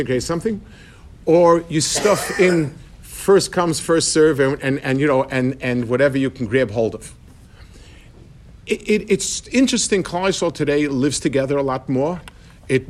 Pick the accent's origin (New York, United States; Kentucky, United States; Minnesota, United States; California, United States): New York, United States; New York City; When I was growing up in Lower East Side, we had a lot of Yidden